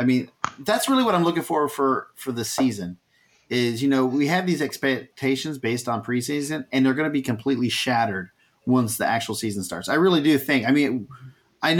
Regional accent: Texas, United States; moved away; I'm from Texas originally

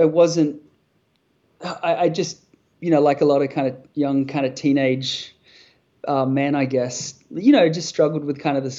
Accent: northeast coast of New South Wales, Australia; my hometown on the northeast coast of New South Wales

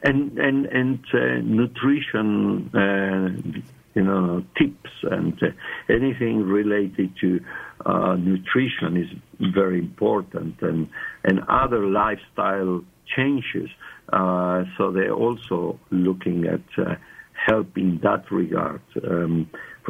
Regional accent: Argentina; English is a second language; moved away as an adult; also born or lived in South Africa; I was born in Argentina, and that's many years ago, many moons ago, And actually, I worked for 40 years, lived and worked 40 years in South Africa. And so my English is South African, but my accent is not.

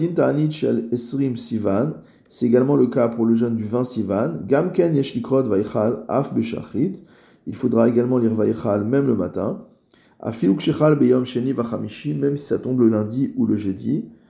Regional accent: France; en tant que Français

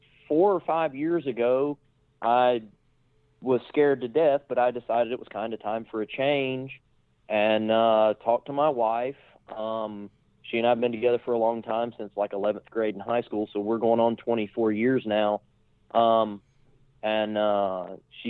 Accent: Florida, United States; also born or lived in North Carolina; born in North Carolina, but I was raised in Florida

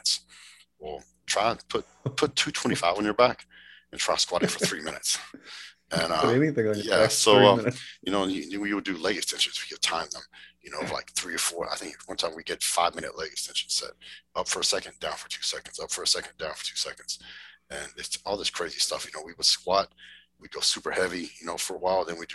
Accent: West Texas, United States; also born or lived in Dallas-Fort Worth, Texas; I grew up in West Texas on a ranch. And when I was in high school, we moved to the Dallas-Fort Worth area

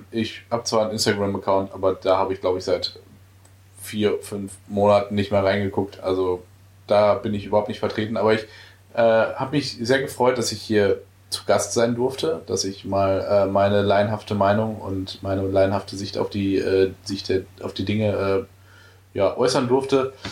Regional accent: Dortmund, North Rhine-Westphalia, Germany; da muss ich selbst als Dortmunder sagen, das war wirklich eine beeindruckende, äh, ähm, beeindruckender Werbespot

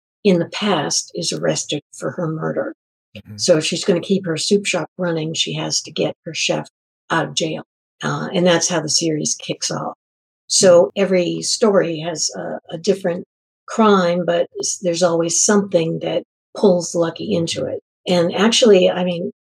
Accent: New England, United States; moved away; Originally, I'm from New England.

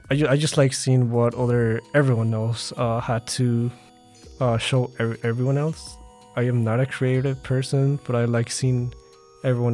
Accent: Mexico City, Mexico; also born or lived in Little Village, Chicago / Burbank, Illinois; now in Worth, United States; I was born in Mexico City and I live in Little Village and Burbank, and currently I am living in Worth

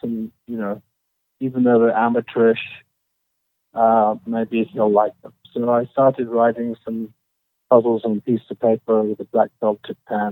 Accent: Oxford, South East England, United Kingdom; moved away as an adult; now in Carlsbad, United States; Originally born in Oxford, England

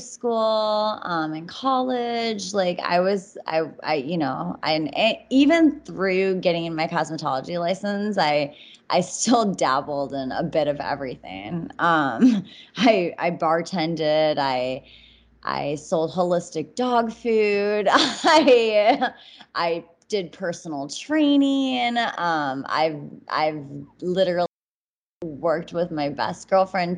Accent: Minneapolis, Minnesota, United States; I'm originally from Minneapolis, Minnesota.

